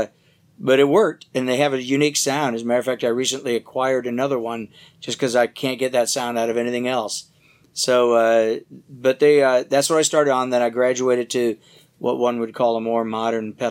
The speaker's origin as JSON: {"language": "English", "town": "Detroit", "region": "Michigan", "country": "United States", "tie": "born or raised there", "also_born_or_lived": "California", "moved": "as an adult", "said": "I grew up originally in the Detroit area and left there for California when I was about 20 years old"}